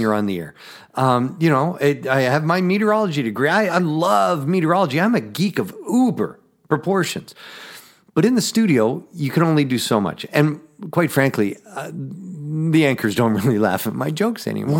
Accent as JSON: {"language": "English", "town": "Edmonton", "region": "Alberta", "country": "Canada", "tie": "born or raised there", "moved": "yes", "lives_now": "Twin Cities, United States", "said": "born and raised in Canada, Western Canada, Edmonton, Alberta, Canada."}